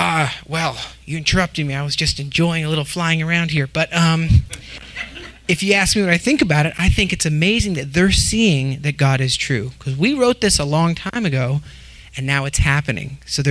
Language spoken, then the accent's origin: English; Oregon, United States; born there; And I was born in Oregon, and we were born all over. We were the wandering Jews, all eight of us.